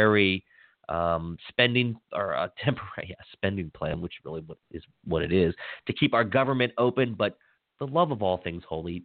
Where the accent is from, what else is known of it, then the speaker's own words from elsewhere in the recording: Western Maryland, United States; I was born and raised in Western Maryland